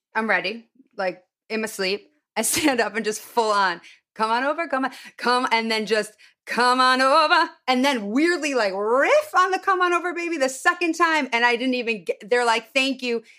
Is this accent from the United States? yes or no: yes; Highland Park, Illinois, United States; born or raised there; moved away